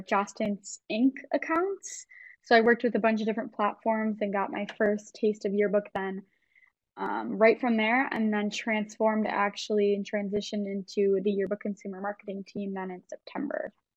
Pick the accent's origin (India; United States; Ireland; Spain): United States; Wisconsin; moved away as an adult; now in Minnesota, United States; I am actually from Wisconsin, but I decided to cross the border a few years ago